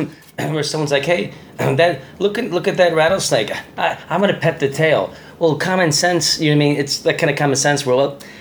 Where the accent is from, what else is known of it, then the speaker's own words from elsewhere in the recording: Chicago, Illinois, United States; now in Los Angeles, United States; I'm from Chicago.